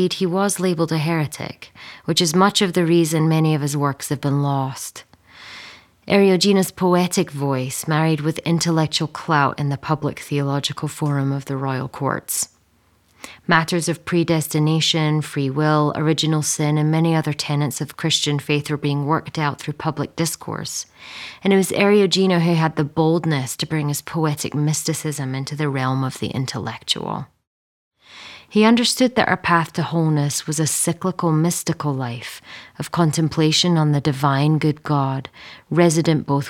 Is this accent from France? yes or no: no; Scotland, United Kingdom; also born or lived in England; as an English-born, Scottish-raised woman